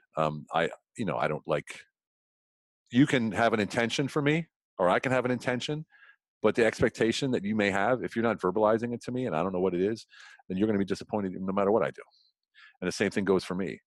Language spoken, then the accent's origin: English; Central Pennsylvania, United States; moved away as an adult; now in Europe; I grew up in Pennsylvania, you know what I call Pennsylvania, Central mm-hmm. Pennsylvania